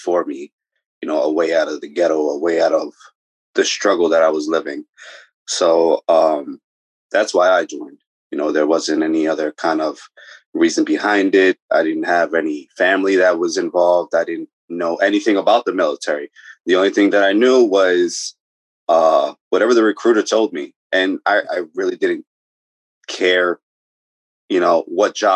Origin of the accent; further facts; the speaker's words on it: New York City, New York, United States; moved away; also born or lived in Bronx, New York / Pennsylvania; New York native. I'm from I was born in the Bronx. Then I spent the majority of my time in Brooklyn